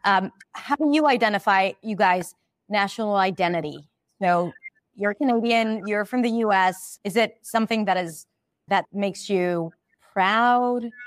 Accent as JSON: {"language": "English", "country": "Israel", "moved": "yes", "lives_now": "United States", "said": "I'm Israeli."}